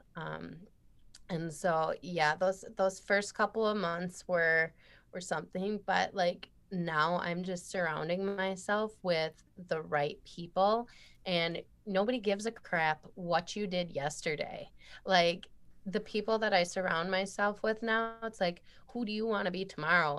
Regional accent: Midwest, United States; I'm from the Midwest

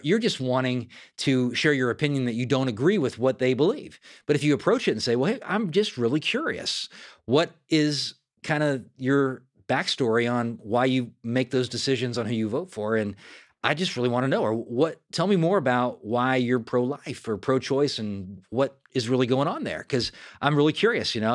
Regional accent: Fair Oaks, California, United States; moved away; also born or lived in Sacramento; my hometown of Fair Oaks, California.

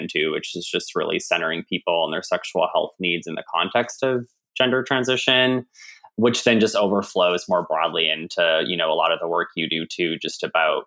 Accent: Canada; accent: Canadian; now in United States; I'm from Canada, now in the United States.

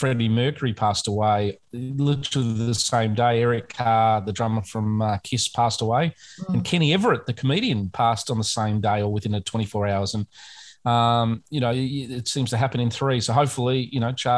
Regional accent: United Kingdom; being British

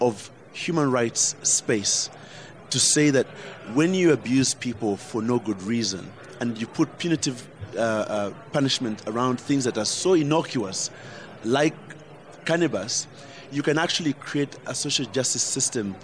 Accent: Uganda; I fought back as a Ugandan

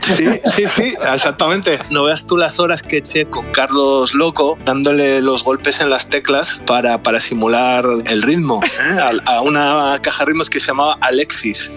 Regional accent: Gijón, Asturias, Spain; De Gijón

